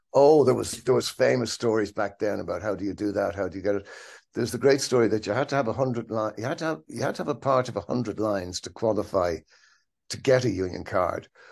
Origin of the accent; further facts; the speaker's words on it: Dublin, Leinster, Ireland; grew up in Dublin, in Ireland.